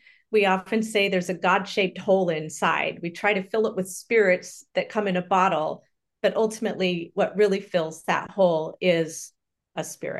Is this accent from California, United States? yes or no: yes; California, United States; born there; So I was born in Southern California, and my mother died when I was an infant.